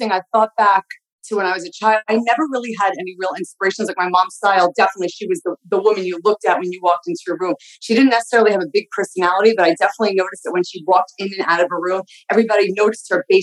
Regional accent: Long Island, New York, United States; moved away as an adult; now in Boca Raton, United States; I grew up in Long Island and and the city, depending which time of my life. I moved into the city at 18. I was there for 10 years and then moved to Boca in 2009.

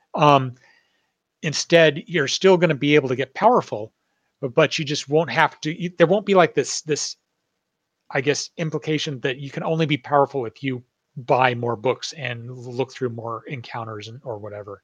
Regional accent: Northern California, United States; I grew up in Northern California where there's like redwood forests and just nature everywhere

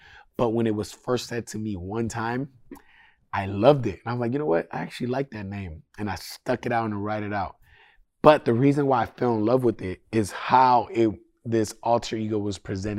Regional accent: Sacramento, California, United States; I'm still from Sac, brother. I just live over there.

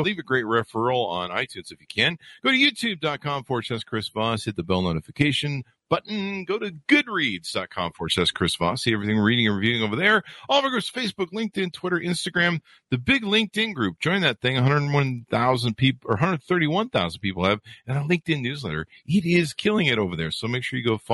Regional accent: Las Vegas, Nevada, United States; I'm from Vegas

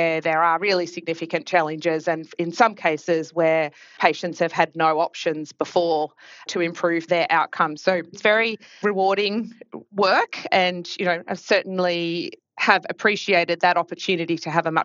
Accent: Australia; accent: Australian; as you may pick up pretty quickly from my accent, am Australian by background, grew up in Australia and went to University of Melbourne

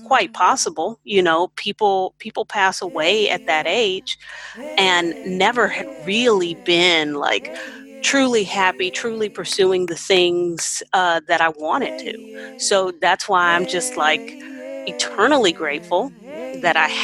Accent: Houston, Texas, United States; moved away as an adult; now in Hefei, China; I'm from Houston, Texas

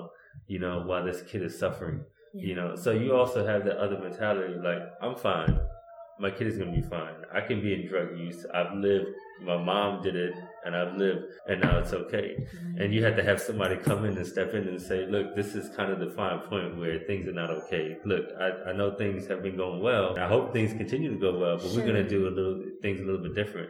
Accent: Connecticut, United States; I'm from Connecticut

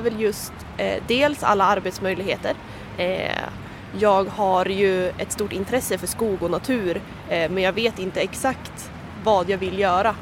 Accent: Örnsköldsvik, Västernorrland County, Sweden; moved away as an adult; now in Umeå, Sweden; kommer ursprungligen från Örnsköldsvik och pluggar då i Umeå.

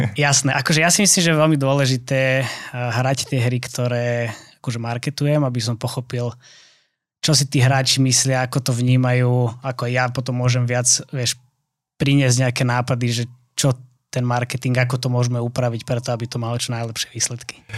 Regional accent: Trnava, Trnava Region, Slovakia; moved away; ja som pôvodne z Trnavy

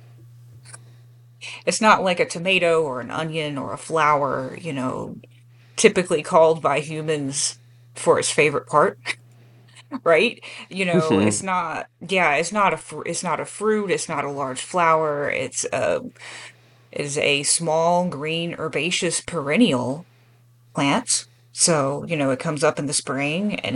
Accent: North Carolina, United States; also born or lived in Appalachian Mountains; I'm from North Carolina

